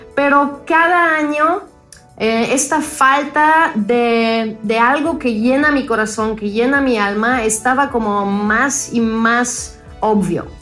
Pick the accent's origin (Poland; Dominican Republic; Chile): Poland; Spanish is a second language; moved away; nací en Polonia, crecí en Polonia